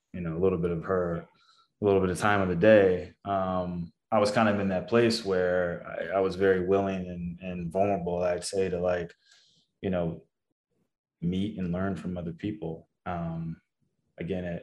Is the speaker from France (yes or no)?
no; Texas, United States; I was from Texas